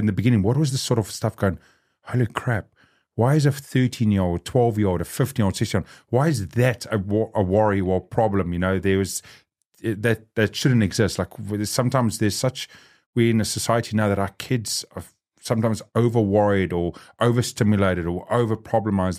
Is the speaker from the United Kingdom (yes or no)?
no; South Africa; now in New Zealand; I'm South African. I grew up on the other side of that coin.